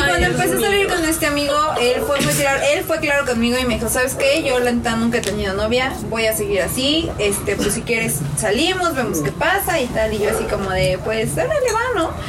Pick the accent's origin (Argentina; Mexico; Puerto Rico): Mexico; Nosotros como mexicanos